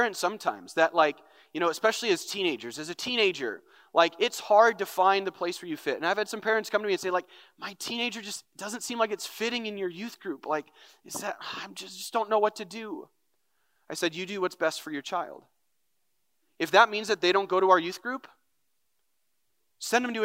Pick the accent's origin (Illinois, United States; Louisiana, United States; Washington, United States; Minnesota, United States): Minnesota, United States; North Branch; I grew up in North Branch, grew up in the youth ministry.